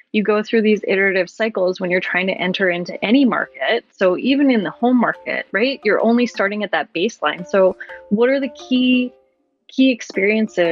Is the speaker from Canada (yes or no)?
yes; rural Alberta, Canada; I grew up on a really small acreage near a small town in rural Alberta in Canada